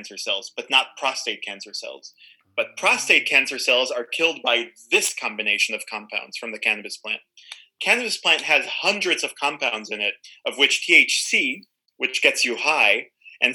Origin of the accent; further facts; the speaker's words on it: Tel Aviv, Tel Aviv District, Israel; I'm Israeli. I grew up in Tel Aviv.